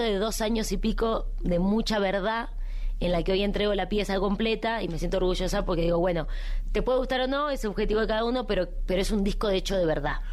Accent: Argentina; en mi país en Argentina

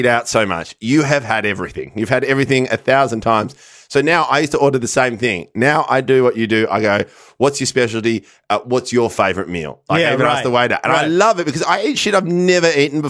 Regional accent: Melbourne, Victoria, Australia; growing up in North Carlton and being, you know, kind of Italian.

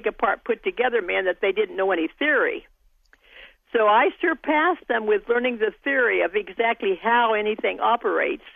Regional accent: Kansas, United States; moved away as an adult; also born or lived in Arizona; now in Pittsburgh, United States; I was born and raised in Kansas

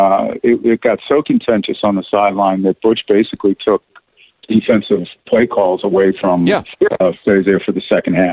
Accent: Philadelphia, Pennsylvania, United States; now in Cleveland, United States; I'm from Philadelphia originally.

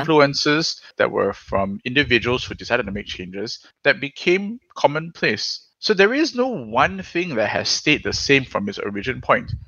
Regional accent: Singapore

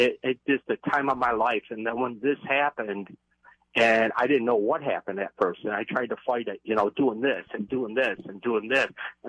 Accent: New York, United States; also born or lived in Florida; I'm from New York.

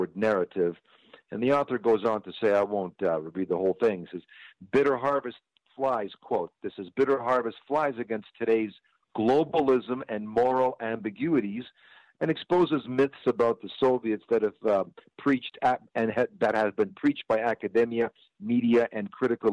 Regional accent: Toronto, Ontario, Canada; also born or lived in Germany / Ukraine (ancestry); now in United States; I was born in Germany during the war, right after the war, and emigrated to Canada, and then ultimately to the United States. I came to Canada when I was an infant, 6 months old.

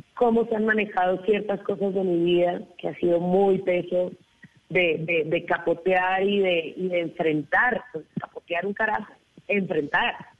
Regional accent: Cartagena, Bolívar, Colombia; me crié en Cartagena, porque tengo familia costeña

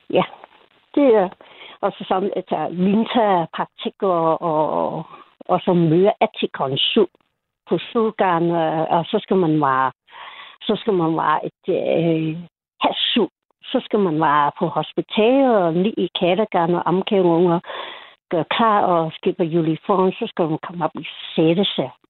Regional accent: Hong Kong; Danish is a second language; Jeg kommer fra Hongkong.

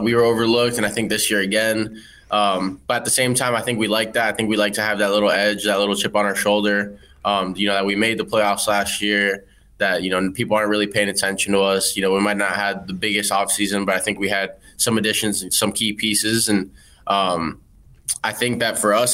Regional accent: Parkland, Florida, United States; I grew up in Parkland, live in Parkland now, just live there year round.

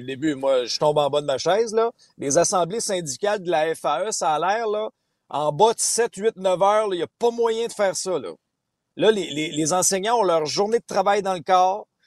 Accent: Abitibi, Quebec, Canada; moved away; je viens d'une région, Benoît, tu le sais, moi, j'ai grandi en Abitibi

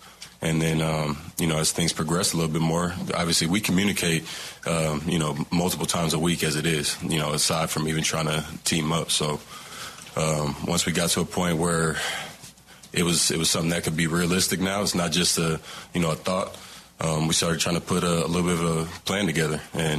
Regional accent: East Palo Alto, California, United States; But I grew up in East Palo Alto, so I was a Raiders fan my whole life.

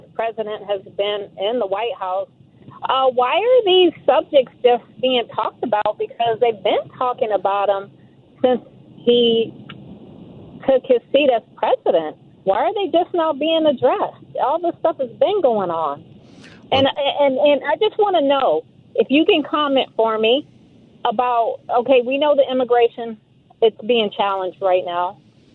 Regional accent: Southern California, United States; I'm born and raised in Southern California

